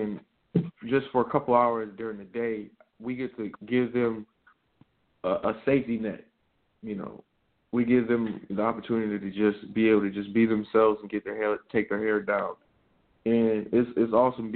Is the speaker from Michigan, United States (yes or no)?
yes; Michigan, United States; moved away as an adult; now in Columbus, United States; I'm still a Michigan guy. I'm still a Michigan guy at heart